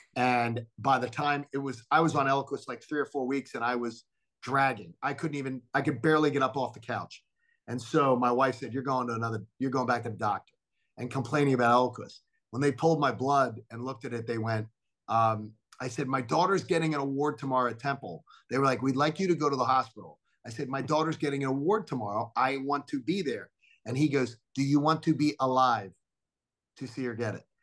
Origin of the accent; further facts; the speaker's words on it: Philadelphia, Pennsylvania, United States; moved away as an adult; also born or lived in Atlanta; being home in my hometown, being amongst my childhood friends